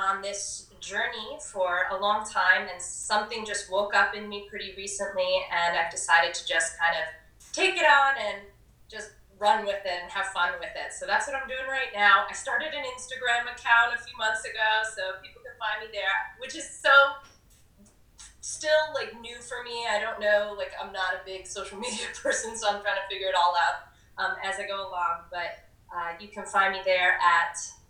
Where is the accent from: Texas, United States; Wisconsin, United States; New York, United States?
New York, United States; New York City; Woodstock is this, like, small little mountain town, and I'm from New York City at the time. I had a, you know, heavier accent than I do now.